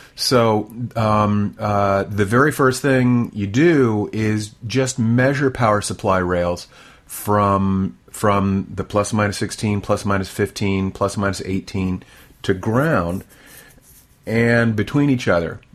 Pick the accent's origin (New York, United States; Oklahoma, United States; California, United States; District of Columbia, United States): District of Columbia, United States; near Washington D.C.; now in Texas, United States; I grew up near Washington D.C., so we had essentially nor'easters, plenty of snow, and I was used to it